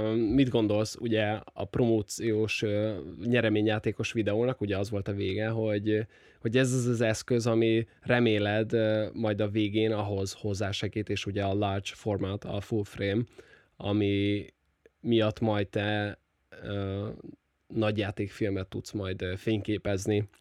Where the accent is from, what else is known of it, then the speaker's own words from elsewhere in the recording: Nyíregyháza, Szabolcs-Szatmár-Bereg, Hungary; Nyíregyházi vagyok, ugye ez nagyjából 100 ezres